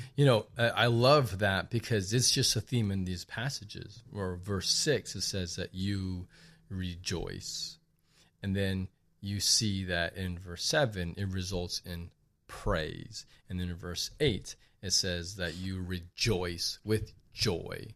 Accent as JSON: {"language": "English", "town": "Laredo", "region": "Texas", "country": "United States", "tie": "born or raised there", "said": "growing up in Laredo"}